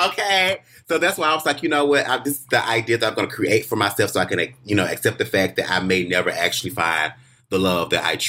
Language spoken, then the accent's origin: English; Southern United States, United States; And my mother hates it because, you know, I come from the South.